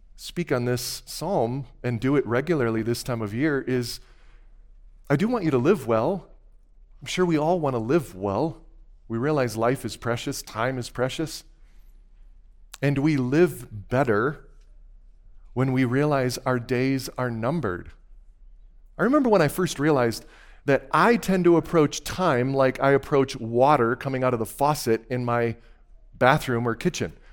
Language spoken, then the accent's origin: English; Wisconsin, United States; moved away; I had made just a quick trip back to my home state